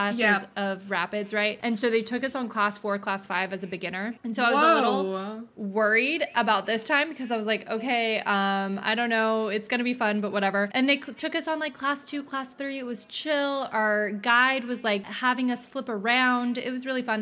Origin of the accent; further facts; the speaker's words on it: California, United States; I'm from California